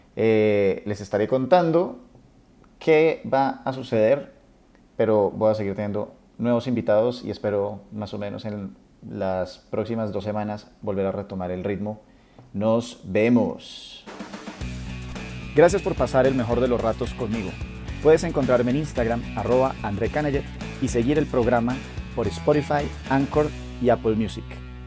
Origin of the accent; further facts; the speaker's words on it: Colombia; somos colombianos